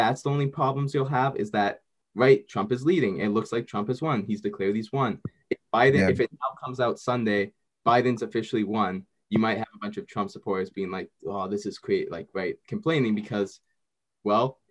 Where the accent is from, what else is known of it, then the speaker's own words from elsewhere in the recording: Canada; I'm Canadian